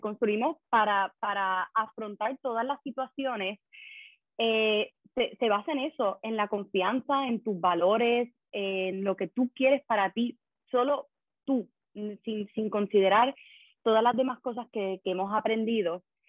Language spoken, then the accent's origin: Spanish; Puerto Rico; also born or lived in Madrid; now in Brussels, Belgium; yo soy de Puerto Rico también